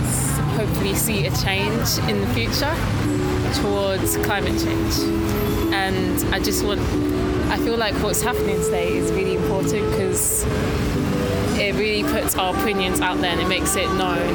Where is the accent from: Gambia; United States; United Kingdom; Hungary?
United Kingdom; London; I'm 20 and I'm from South London.